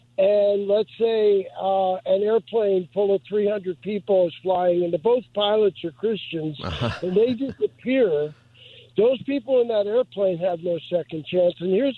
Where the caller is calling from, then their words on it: Los Angeles, California, United States; I'm calling from Venice, California.